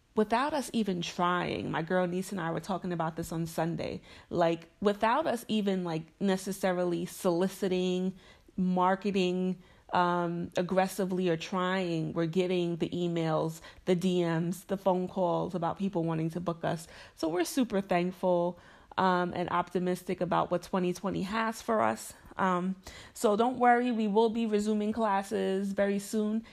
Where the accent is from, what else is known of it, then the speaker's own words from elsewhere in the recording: Mount Vernon, New York, United States; Mount Vernon, which is special to me because that's my hometown, it's where I'm from, it's where my parents still live